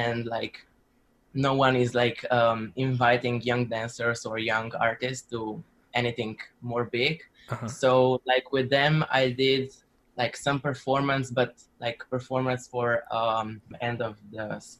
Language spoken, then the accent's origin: English; Slovenia; I come from Slovenia.